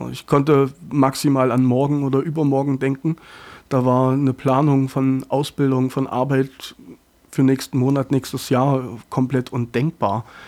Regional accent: Dachwig, Thuringia, Germany; moved away; war ich sehr, sehr oft in Dachwig, äh, in meiner Heimat

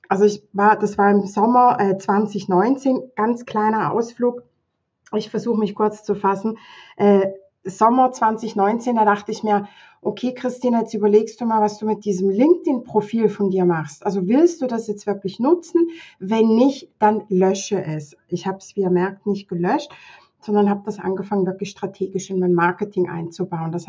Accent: Thurgau, Switzerland; ich bin aus der Schweiz. Ähm, ich gucke gerade hier auf äh, eine verschneite Wiese in der Nähe vom Bodensee. Thurgau heißt das hier bei uns, der Kanton.

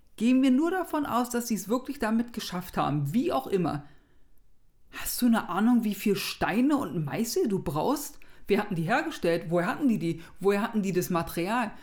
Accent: Berlin, Germany; als Berliner. Ich bin ja nicht aus Hamburg

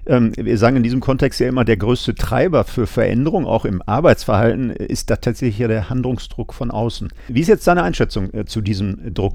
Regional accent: Essen, North Rhine-Westphalia, Germany; Ich bin Kind des Ruhrgebiets

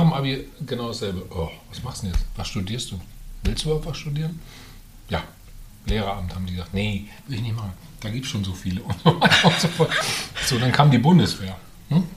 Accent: Bad Salzuflen, North Rhine-Westphalia, Germany; moved away; also born or lived in Herford; ich bin in Herford bin ich geboren, aber nur im Krankenhaus, weil es in Bad Salzuflen eben kein Krankenhaus gab mhm. hm? zu der Zeit. Ähm, ja, aber ich bin in Bad Salzuflen aufgewachsen

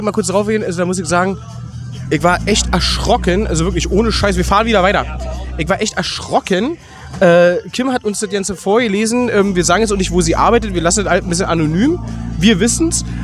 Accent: Berlin, Germany; ich komme aus Berlin.

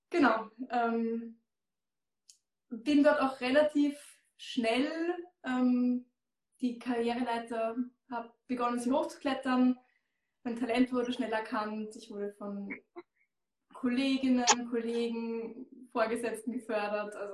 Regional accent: Austria; Ich komme aus Österreich, wie man hört. Ich habe mein Unternehmen in Baden bei Wien.

